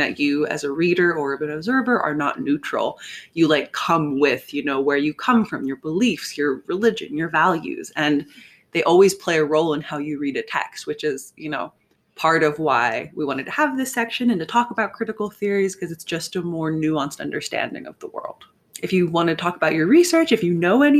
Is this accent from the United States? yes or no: yes; United States; I'm American